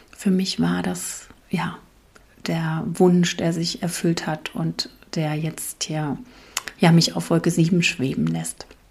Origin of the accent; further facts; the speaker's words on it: East Germany, Germany; now in Palatinate, Germany; in der DDR, wo ich groß geworden bin